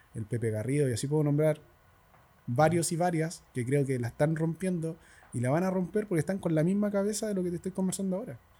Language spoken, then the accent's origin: Spanish; El Castillo, Santiago Metropolitan Region, Chile; en el castillo en el lugar donde yo nací y me crié